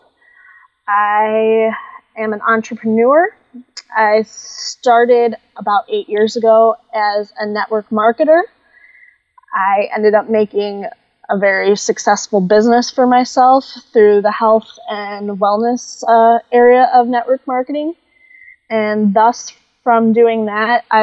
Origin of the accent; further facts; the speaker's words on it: Oregon, Ohio, United States; moved away as an adult; also born or lived in Florida; now in California, United States; Up until about 28 years old, I grew up in Oregon, Ohio.